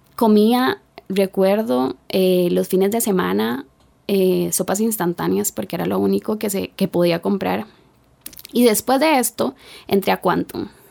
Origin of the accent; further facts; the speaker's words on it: Puerto Jiménez, Puntarenas, Costa Rica; Nací en Puerto Jiménez, península de Osa, aproximadamente 365 kilómetros de San José. Una zona rural.